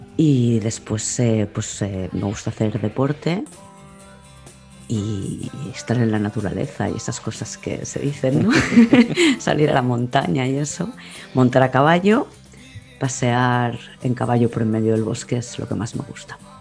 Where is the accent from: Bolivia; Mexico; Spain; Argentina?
Spain; Barcelona, Catalonia; Nací en Barcelona capital, sí. Y durante mi infancia viví en, en Barcelona capital